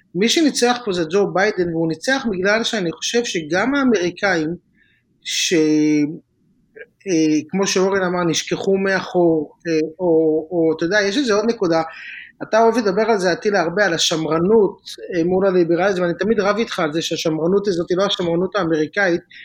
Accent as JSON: {"language": "Hebrew", "country": "Israel", "tie": "born or raised there", "moved": "as an adult", "lives_now": "California, United States", "said": "אנחנו בארץ גדלים כישראלים"}